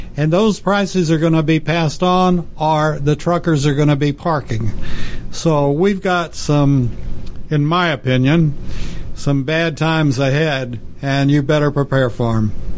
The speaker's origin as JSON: {"language": "English", "area": "near the Permian Basin", "region": "Texas", "country": "United States", "tie": "born or raised there", "said": "I grew up in Texas, mm-hmm. and I grew up near the Permian Basin"}